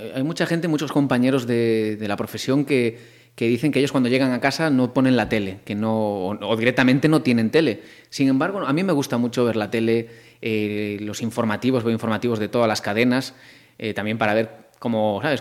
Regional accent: Marín, Galicia, Spain; moved away as an adult; now in Madrid, Spain; soy yo

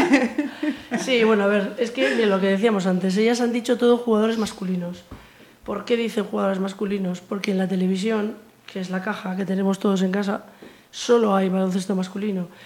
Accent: Biscay, Basque Country, Spain; now in Pontevedra, Spain; yo soy de Vizcaya

